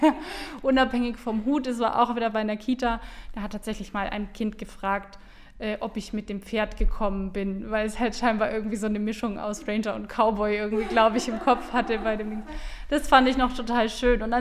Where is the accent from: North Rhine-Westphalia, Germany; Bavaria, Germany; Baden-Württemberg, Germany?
Bavaria, Germany; Bamberg; Also ich komme aus Bamberg, bin da geboren, aufgewachsen ähm, und ja, Franken ist einfach so ein äh, tolles Stückchen Land